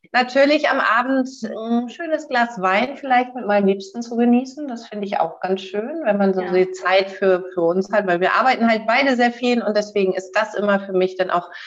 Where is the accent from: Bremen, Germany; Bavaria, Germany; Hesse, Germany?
Bremen, Germany; born there; ich bin Nord, Nord, Norddeutsch, ähm, aber ich kann dir nicht genau sagen, was meine Heimat ist. Ich kann dir sagen, es ist Hamburg, aber hier komme ich nicht her. Ich bin in Bremen geboren